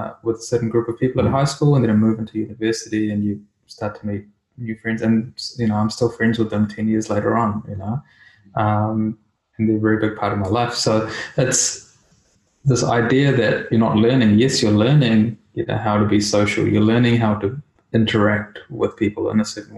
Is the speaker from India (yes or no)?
yes; India; as a kid, you know, growing up in India, I learned different things